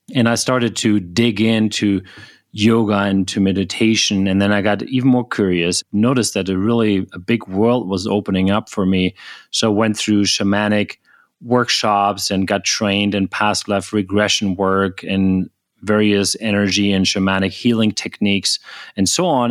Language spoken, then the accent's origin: English; Germany; moved away as an adult; also born or lived in United States; I was born in Germany originally